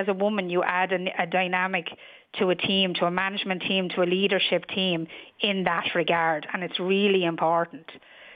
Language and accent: English; New Ross, Leinster, Ireland; moved away as an adult; also born or lived in London; I'm originally from New Ross